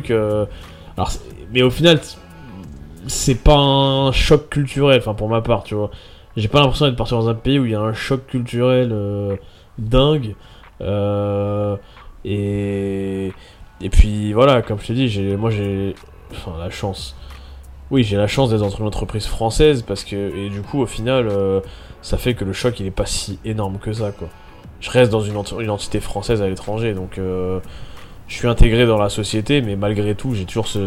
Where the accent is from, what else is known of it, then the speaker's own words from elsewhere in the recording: France; moved away as an adult; Euh, moi, je suis venu de France direct pour mon boulot